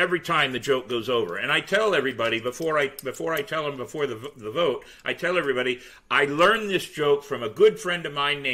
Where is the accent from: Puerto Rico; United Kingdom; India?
United Kingdom; Scotland; accent: Scottish; I happen to be Scottish because I'm mm-hmm. stuck with the damn accent anyway